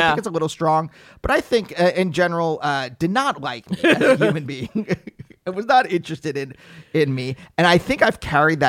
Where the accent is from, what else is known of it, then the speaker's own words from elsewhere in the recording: Reading, Pennsylvania, United States; I'm from Reading.